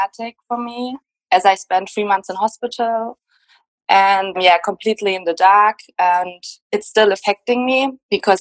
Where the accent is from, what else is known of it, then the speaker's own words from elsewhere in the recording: Germany; English is a second language; Germany. I hope that's not a problem with the accent.